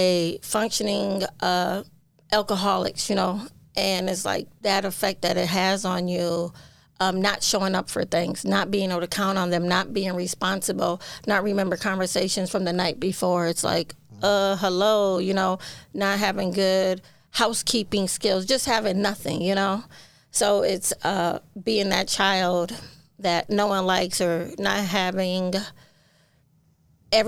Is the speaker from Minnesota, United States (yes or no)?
yes; St. Paul, Minnesota, United States; I'm born and raised in St. Paul